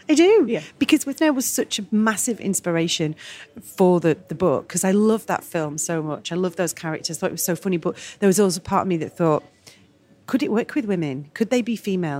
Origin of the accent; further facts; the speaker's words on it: Manchester, North West England, United Kingdom; I'm Mancunian and a proud Mancunian as all Mancunians